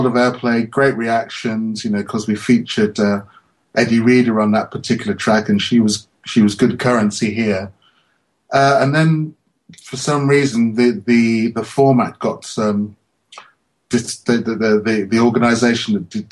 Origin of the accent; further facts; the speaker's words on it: London, United Kingdom; I'm this little guy from London